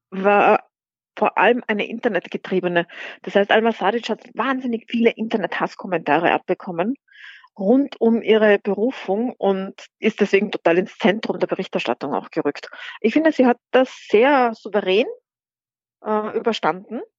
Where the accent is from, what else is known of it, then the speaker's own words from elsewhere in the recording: Austria; hat der Kanzler bei uns in Österreich keine Richtlinienkompetenz.